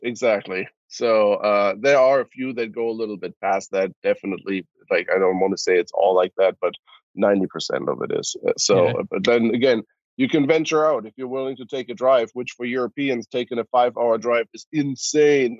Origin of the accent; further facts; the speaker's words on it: Cologne, North Rhine-Westphalia, Germany; moved away; I'm born and raised in Cologne, Germany